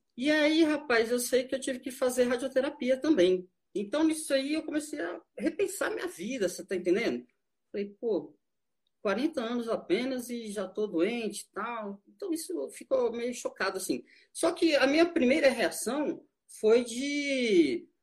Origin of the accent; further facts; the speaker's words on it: São Paulo, Brazil; moved away as an adult; now in Brasília, Brazil; eu vim de São Paulo, tô em casa